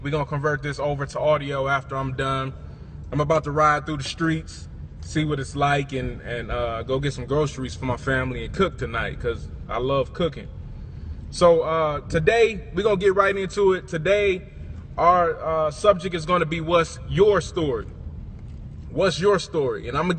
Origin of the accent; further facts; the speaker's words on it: Milwaukee, Wisconsin, United States; also born or lived in Virginia; now in Houston, United States; I'm from Milwaukee, Wisconsin, as you know. A lot of y'all know, I grew up with ….